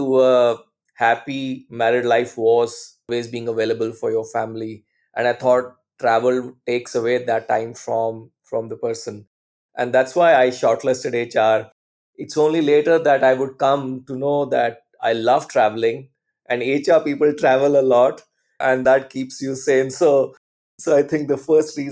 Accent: Chandigarh, India; I'm basically from Chandigarh city in north of India.

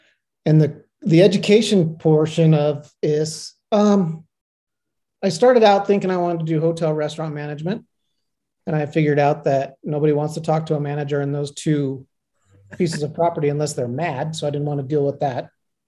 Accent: Incline Village, Nevada, United States; So, as mentioned, I was born and raised here in Incline

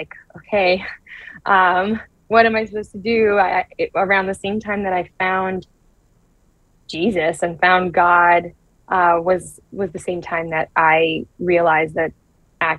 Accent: South Florida, United States; also born or lived in Brazil; I grew up in Brazil. Well, I was born in Brazil, and then I grew up in South Florida

